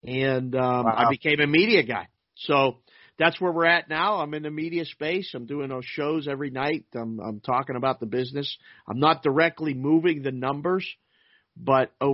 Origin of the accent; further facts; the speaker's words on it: Pittsburgh, Pennsylvania, United States; moved away as an adult; also born or lived in Curacao; I was born and raised in Pittsburgh, Pennsylvania